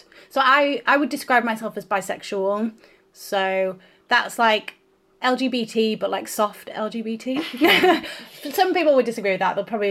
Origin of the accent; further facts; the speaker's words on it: Northern England, United Kingdom; accent: Northern; Or, like, when I was in London, people would think of me as, like, they could tell I was Northern, but like generic Northern